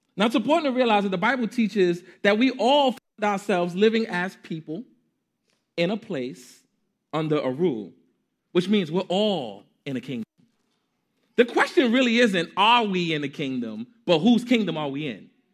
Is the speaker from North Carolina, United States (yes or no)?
no; New York City, New York, United States; I am a Harlemite. I am a New Yorker through and through